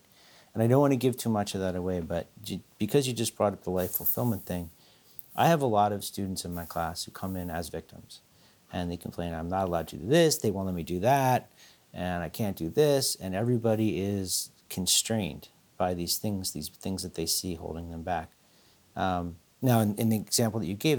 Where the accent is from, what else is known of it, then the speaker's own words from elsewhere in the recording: Philadelphia, Pennsylvania, United States; I grew up in Philadelphia